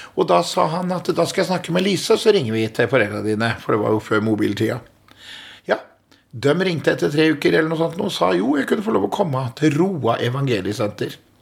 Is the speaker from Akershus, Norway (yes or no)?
no; Askim, Østfold, Norway; Jeg eh, er eh, født og oppvokst i Askim, eh, en by i Indre Østfold.